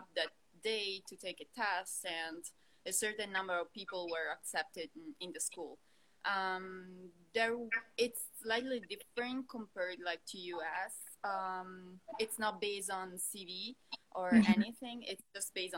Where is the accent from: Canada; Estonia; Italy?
Italy; moved away as an adult; now in Los Angeles, United States; I'm a doctor from Italy, and I'm an ophthalmologist from Italy, and right now I'm based in LA for my fellowship.